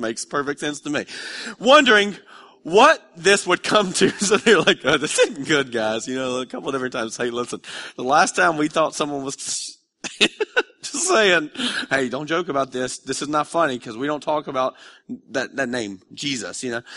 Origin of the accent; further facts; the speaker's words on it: Dalton, Georgia, United States; I grew up in Dalton, which isn't a really exciting place now, but back in the mid-nineties, Dalton, Georgia was a really happening